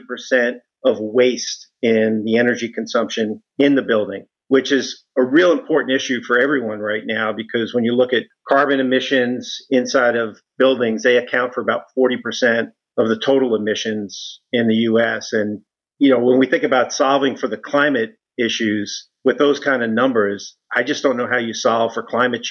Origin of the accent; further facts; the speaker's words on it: New York City, New York, United States; I was born in Brooklyn, grew up in a family of police officers